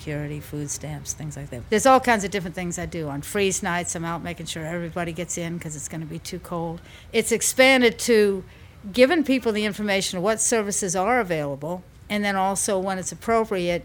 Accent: Louisville, Kentucky, United States; also born or lived in Fort Wayne, Indiana / Virginia; now in New Orleans, United States; Basically grew up in Louisville, Kentucky. That's what I would relate to as home.

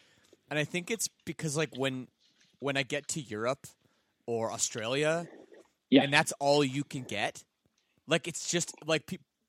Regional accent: Oakville, Ontario, Canada; I'm from Oakville.

